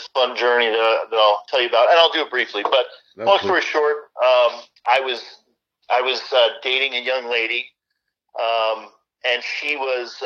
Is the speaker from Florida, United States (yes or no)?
yes; South Florida, United States; also born or lived in Long Island, New York / Fort Campbell, Kentucky / Iraq / Germany; Then I moved to South Florida, where I've pretty much been ever since